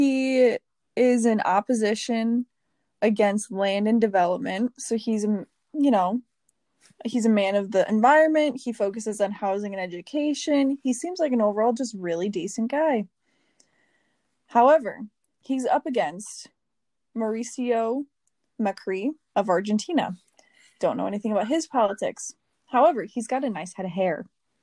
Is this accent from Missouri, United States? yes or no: no; Wisconsin, United States; I was born in Wisconsin, but I was living in Wisconsin.